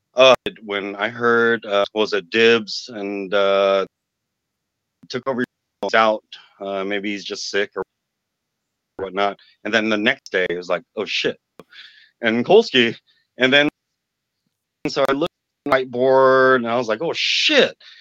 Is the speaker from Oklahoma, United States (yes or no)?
no; Oakland, California, United States; Oakland, uh, born and raised